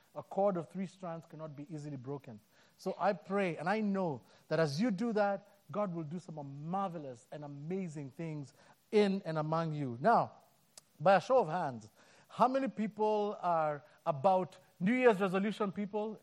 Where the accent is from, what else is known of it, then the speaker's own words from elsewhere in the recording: Kenya; moved away; I'm born and raised in Africa, in Kenya